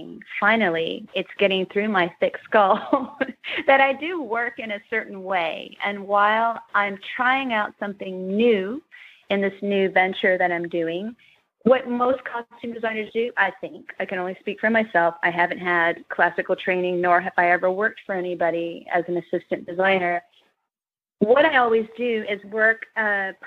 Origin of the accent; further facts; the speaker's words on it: Kentucky, United States; growing up in Kentucky